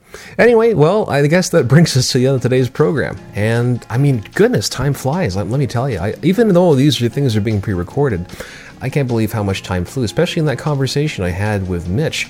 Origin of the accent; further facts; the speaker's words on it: Mississauga, Ontario, Canada; Currently with this particular episode being done from my hometown in Mississauga